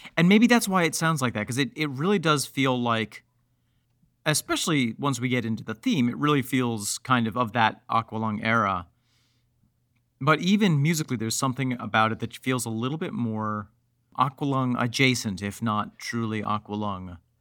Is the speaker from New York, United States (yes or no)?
yes; Mexico, New York, United States; I grew up in Mexico, New York